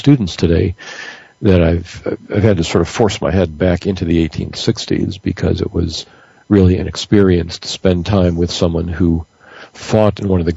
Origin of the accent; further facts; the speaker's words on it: Detroit, Michigan, United States; moved away; My hometown team, the Detroit Tigers